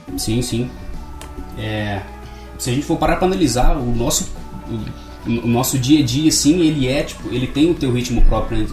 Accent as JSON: {"language": "Portuguese", "town": "Barbacena", "region": "Minas Gerais", "country": "Brazil", "tie": "born or raised there", "said": "sou nascido e criado em Barbacena, moro aqui desde sempre"}